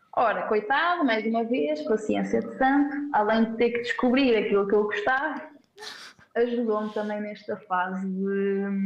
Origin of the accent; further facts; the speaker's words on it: Centro, Portugal; moved away as an adult; also born or lived in Algarve; now in Braga, Portugal; Eu sou do centro